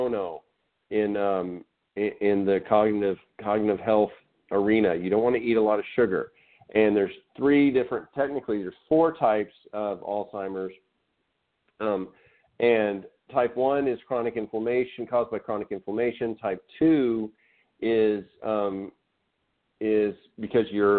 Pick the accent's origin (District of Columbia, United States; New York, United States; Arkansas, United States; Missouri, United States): Arkansas, United States; I'm from Arkansas, so we played barefoot